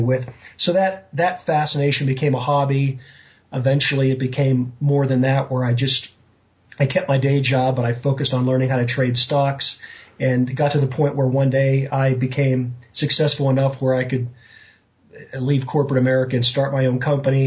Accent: Western Pennsylvania, United States; I grew up in Western Pennsylvania

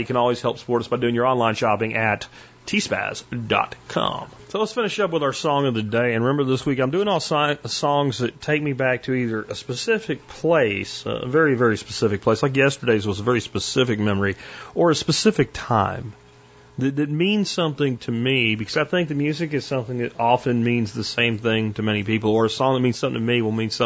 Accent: Florida, United States; also born or lived in Pennsylvania; I grew up in, you know, a mix between Florida and Pennsylvania. And when I was growing up in Florida as a kid

